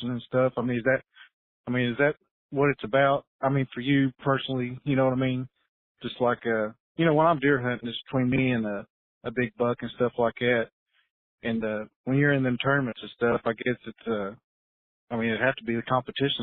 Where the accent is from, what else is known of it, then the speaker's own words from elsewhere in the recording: Florida, United States; now in Kentucky, United States; I grew up in Florida when I was a kid